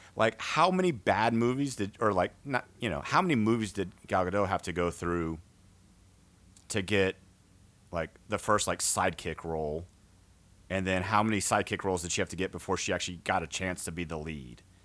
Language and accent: English; outside of San Antonio, Texas, United States; I grew up outside of San Antonio